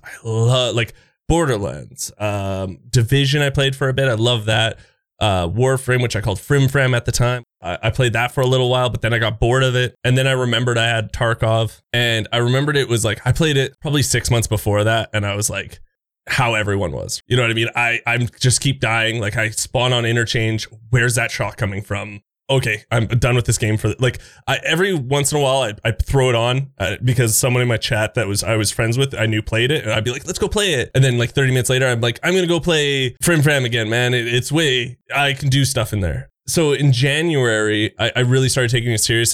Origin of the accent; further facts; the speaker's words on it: Canada; I'm that Canadian friendly guy